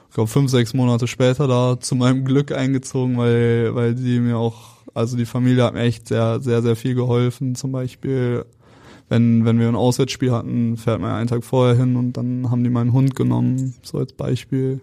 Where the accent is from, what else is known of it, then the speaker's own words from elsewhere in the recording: Cologne, North Rhine-Westphalia, Germany; moved away; ich komme aus Köln